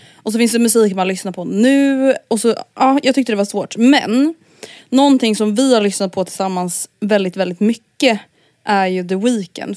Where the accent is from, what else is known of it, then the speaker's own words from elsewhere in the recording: Stockholm, Stockholm County, Sweden; att växa upp i förorten i Stockholm blev liksom så himla mycket så här ens identitet